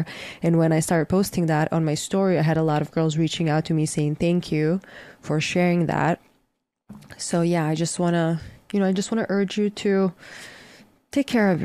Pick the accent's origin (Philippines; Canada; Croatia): Croatia; moved away; I'm currently in my home country, Croatia